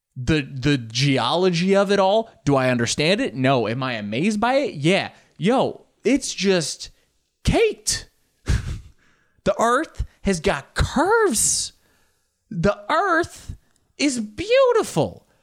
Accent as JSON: {"language": "English", "country": "United States", "tie": "born or raised there", "said": "I grew up in the States"}